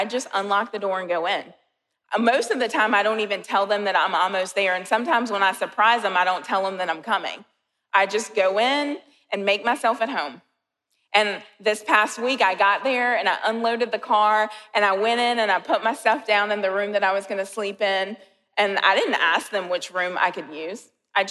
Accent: Colombia; So I'm from Columbia, and last week I went home and I was staying at my parents' house.

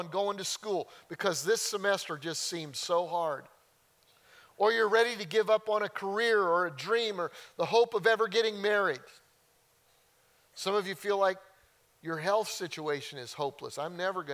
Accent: Colorado, United States; growing up in Colorado, we used to go mountain hiking

